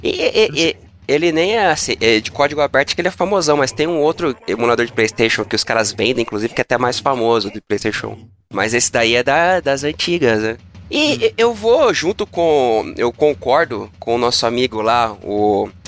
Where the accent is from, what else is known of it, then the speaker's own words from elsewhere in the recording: São Bernardo do Campo, São Paulo, Brazil; eu nasci em São Bernardo do Campo. Muito orgulho